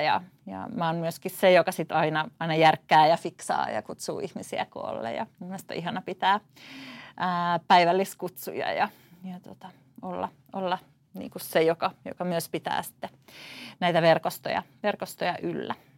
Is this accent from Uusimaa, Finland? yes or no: yes; Tuusula, Uusimaa, Finland; Mä oon paljasjalkainen tuusulalainen, syntynyt ja elänyt koko elämäni täällä